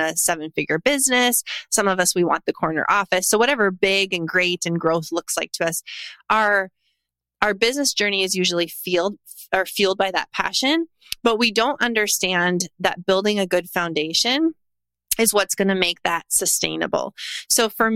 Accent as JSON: {"language": "English", "region": "North Dakota", "country": "United States", "tie": "born or raised there", "moved": "as an adult", "lives_now": "Tennessee, United States", "said": "I'm a third generation entrepreneur born and raised in North Dakota. And I now live in Tennessee"}